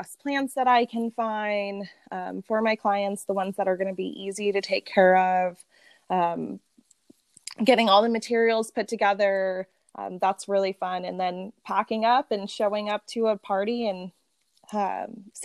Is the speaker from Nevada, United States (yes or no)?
yes; Las Vegas, Nevada, United States; We were all born and raised here in Las Vegas.